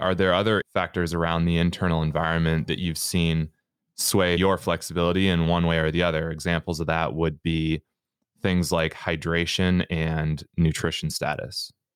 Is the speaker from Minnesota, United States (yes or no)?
yes; Minnesota, United States; now in Canada; In Minnesota, we consider a toboggan a sled